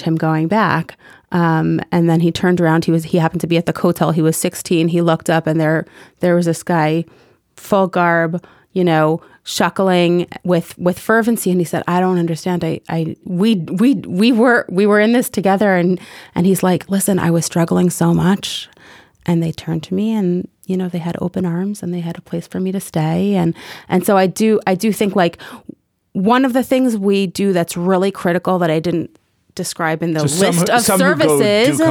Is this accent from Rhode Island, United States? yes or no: no; New York City, New York, United States; When I was growing up in Kew Gardens as a modern Orthodox young girl